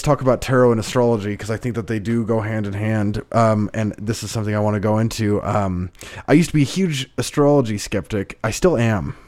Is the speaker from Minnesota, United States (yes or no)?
no; Idaho, United States; moved away as an adult; my hometown. It's a town of ten thousand people